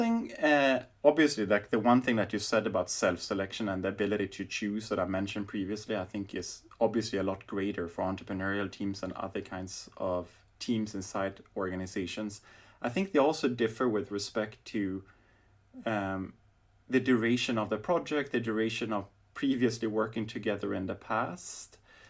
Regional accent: Berlin, Germany; So, I mean, now in my hometown, Berlin, I think many companies are toying around with not only skunk works, but different kinds of accelerators.

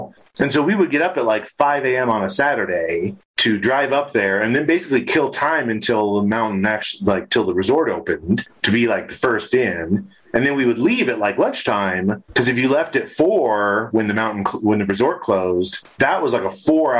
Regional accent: California, United States; now in Colorado, United States; California. Southern California.

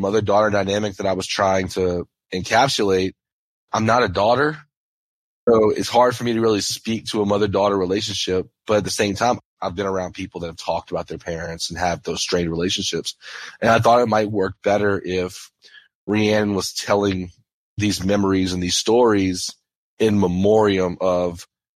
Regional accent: St. James Parish, Louisiana, United States; I grew up in St. James Parish, which is actually one parish above Terrebonne.

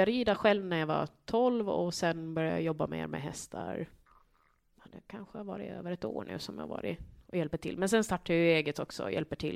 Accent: Saltvik, Åland, Finland; Eh jag kommer från Saltvik, västra Saltvik.

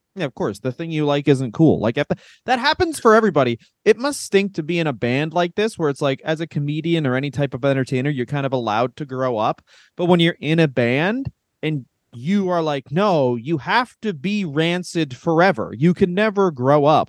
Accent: Ontario, Canada; I'm from Ontario, Canada.

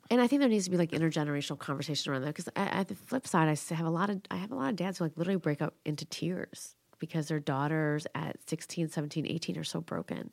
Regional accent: Schaumburg, Illinois, United States; It was hard growing up in Schaumburg

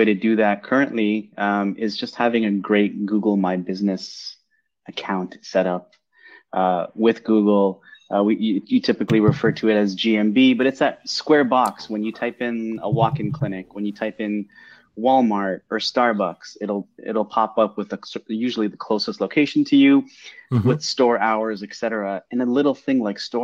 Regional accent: Mississauga, Ontario, Canada; also born or lived in Toronto; born and raised in Toronto, grew up in Mississauga

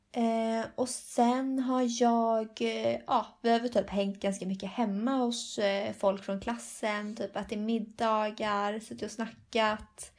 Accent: Sweden; moved away as an adult; now in Spain; vi var från Sverige

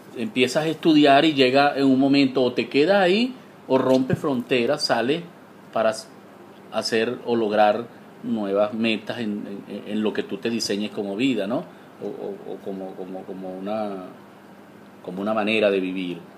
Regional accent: Amazonas, Venezuela; mi región, de Amazonas

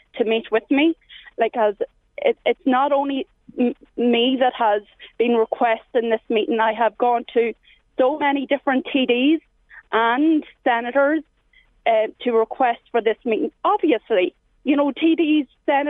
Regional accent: Ireland; I'm an Irish citizen, I'm an Irish mother

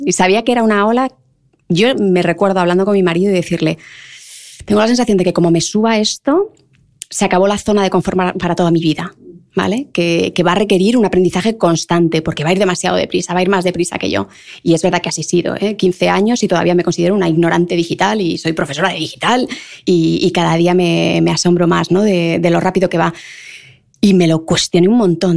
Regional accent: Leganés, Community of Madrid, Spain; yo de Leganés, en el lujo del lujo

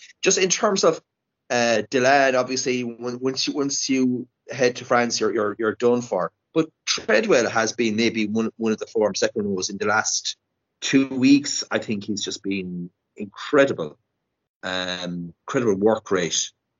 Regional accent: Munster, Ireland; even though we're from Munster

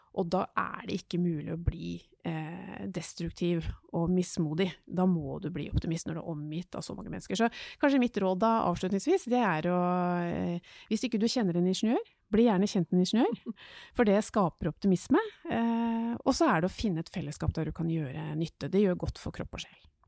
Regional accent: Oslo, Norway; Jeg har vokst opp i Groruddalen

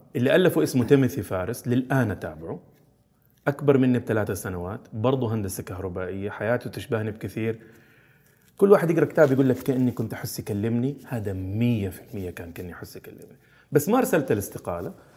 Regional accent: Jeddah, Makkah Province, Saudi Arabia; also born or lived in Austria; مدينة جدة هي مدينتي تربيت فيها عشت فيها إلين مرحلة الجامعة

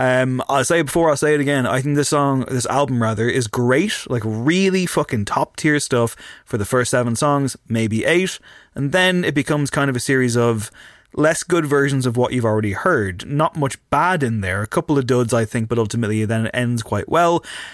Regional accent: Leinster, Ireland; I'm from Louth.

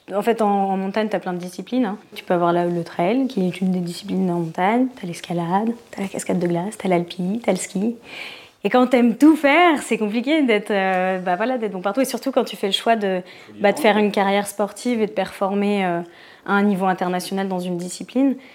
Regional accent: Paris, Île-de-France, France; moved away as an adult; en tant que parisienne

